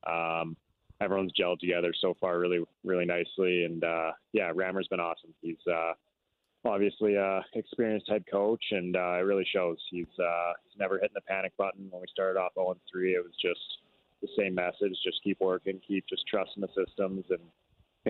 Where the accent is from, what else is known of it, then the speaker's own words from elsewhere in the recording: Whistler, British Columbia, Canada; I grew up in Whistler.